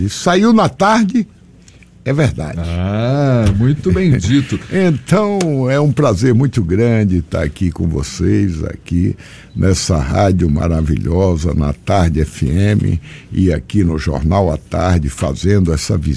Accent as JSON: {"language": "Portuguese", "town": "Muquém do São Francisco", "region": "Bahia", "country": "Brazil", "said": "Eu venho lá do sertão, gente. Eu venho do Muquém do São Francisco, do Riacho da Serra Branca. E vim para cá, vim e venci."}